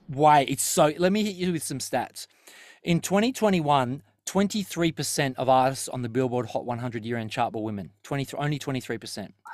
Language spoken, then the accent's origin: English; Terrigal, New South Wales, Australia; where we grew up in Terrigal, there was always five Thai restaurants down the strip.